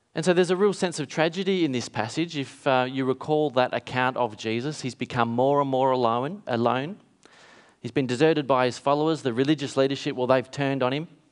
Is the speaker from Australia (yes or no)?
yes; Kalgoorlie, Western Australia, Australia; when I was a kid growing up in Kalgoorlie, is in town in a country town in W A.